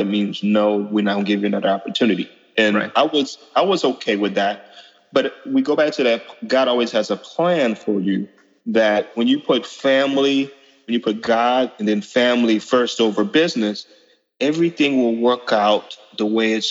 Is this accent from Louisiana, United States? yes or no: yes; Opelousas, Louisiana, United States; now in Baton Rouge, United States; I grew up in South Louisiana, in Opelousas.